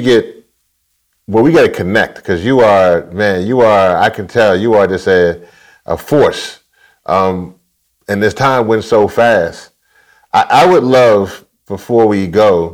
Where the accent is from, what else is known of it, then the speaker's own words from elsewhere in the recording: Louisiana, United States; I'm from Louisiana